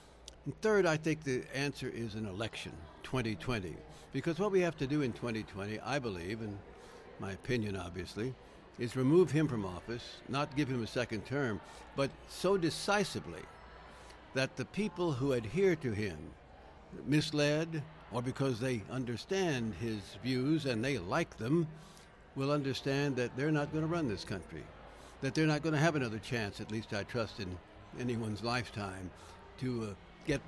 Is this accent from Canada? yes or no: no; Southwest, United States; also born or lived in Washington, D.C. / New Mexico; I'm from the Southwest. I live in the Southwest now